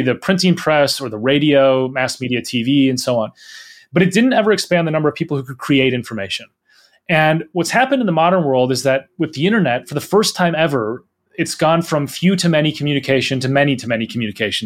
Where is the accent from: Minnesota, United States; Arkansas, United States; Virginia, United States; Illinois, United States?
Minnesota, United States; moved away as an adult; now in United Kingdom; I grew up in Minnesota. I spent my whole childhood and, and early adult life there